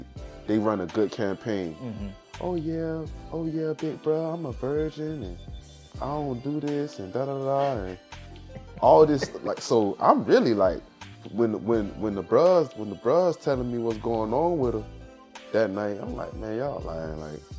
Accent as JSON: {"language": "English", "town": "Savannah", "region": "Georgia", "country": "United States", "tie": "born or raised there", "said": "Like I was telling you earlier, growing up in Savannah. In Savannah, somebody that looked like BG was like"}